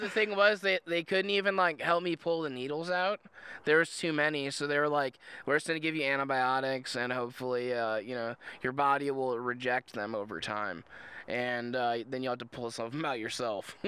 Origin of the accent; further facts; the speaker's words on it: Indiana, United States; I'm from Indiana